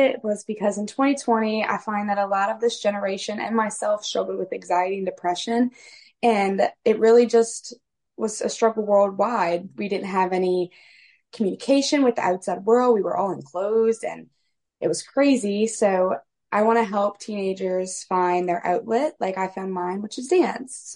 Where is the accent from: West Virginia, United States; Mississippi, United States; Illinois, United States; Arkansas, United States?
Mississippi, United States; Poplarville; I'm from Poplarville, Mississippi